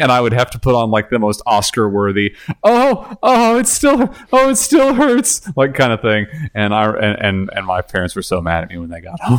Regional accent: Texas, United States; moved away as an adult; now in Canada; I'm from Texas

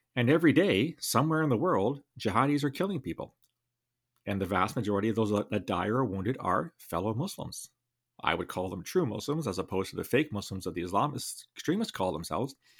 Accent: London, Ontario, Canada; my hometown, Alvada, Ontario

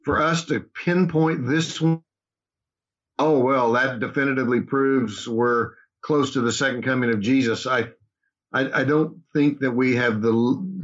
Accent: Oklahoma, United States; moved away as an adult; also born or lived in Dallas, Texas / Kansas City / Chicago area, Illinois; I was born and raised here in Oklahoma

